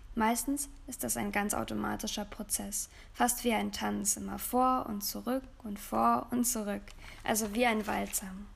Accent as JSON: {"language": "German", "country": "Germany", "said": "bei uns in Deutschland"}